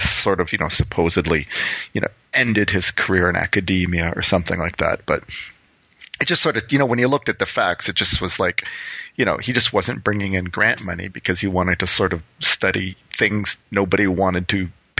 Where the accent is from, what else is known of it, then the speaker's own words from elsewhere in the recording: Windsor, Ontario, Canada; I'm originally from Windsor, Ontario, which is just, you know, right across the river from Detroit.